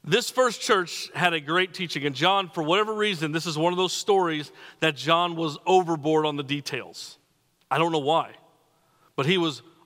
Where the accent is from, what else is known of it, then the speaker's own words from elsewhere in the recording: New Mexico, United States; moved away as an adult; I'm from New Mexico